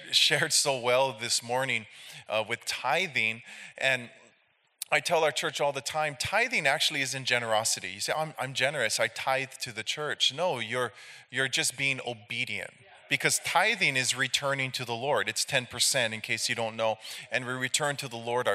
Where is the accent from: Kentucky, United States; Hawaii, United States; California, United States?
Hawaii, United States; Hilo; I'm from Hilo, Hawaii. We're on the Big Island, the island with the volcanoes.